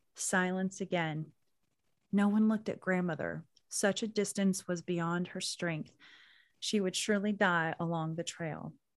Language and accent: English; Anadarko, Oklahoma, United States; moved away; I grew up in Anadarko, Oklahoma